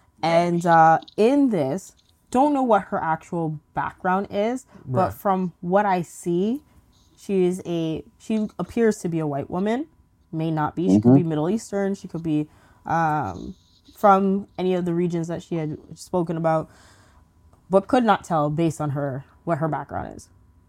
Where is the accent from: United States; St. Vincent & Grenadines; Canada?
St. Vincent & Grenadines; born there; especially being that I was born in St. Vincent. I would love to just go back and actually get in touch with my roots and see how like St. Vincent's development is.